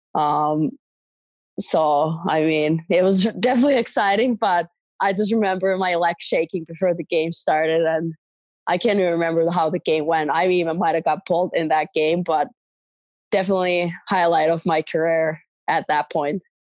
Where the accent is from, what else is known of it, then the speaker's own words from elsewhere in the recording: Espoo, Uusimaa, Finland; moved away as an adult; growing up in Finland